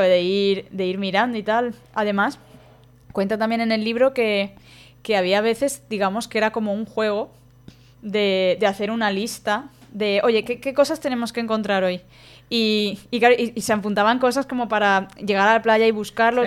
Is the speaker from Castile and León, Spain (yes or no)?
no; Valencia, Valencian Community, Spain; yo soy de Valencia